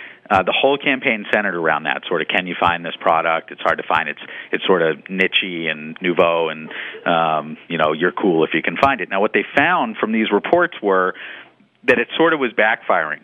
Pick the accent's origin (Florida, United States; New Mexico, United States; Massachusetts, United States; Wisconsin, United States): Massachusetts, United States; Boston; I'm from Boston